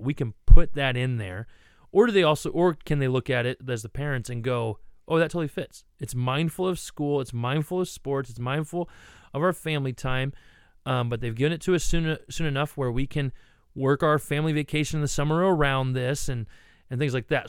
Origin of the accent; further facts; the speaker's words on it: Ohio, United States; I grew up in Ohio